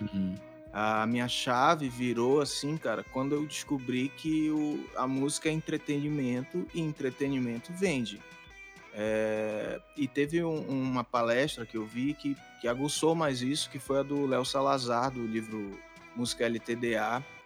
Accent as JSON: {"language": "Portuguese", "town": "Castanhal", "region": "Pará", "country": "Brazil", "moved": "as an adult", "lives_now": "Belém, Brazil", "said": "eu sou de Castanhal, né? Que é uma cidade que fica alguns quilômetros de Belém"}